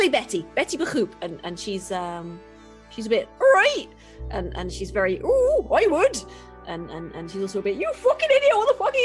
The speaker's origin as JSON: {"language": "English", "region": "England", "country": "United Kingdom", "said": "I am English, and my accent, madam, is the most clear accent in the entire world"}